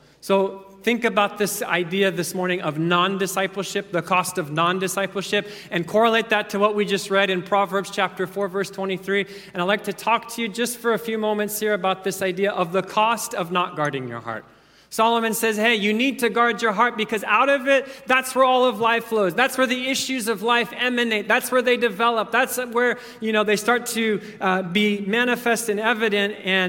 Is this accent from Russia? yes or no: no; Kenya; I was thinking back to growing up in Kenya. Oftentimes, the power would go out for 2-3 days at a time.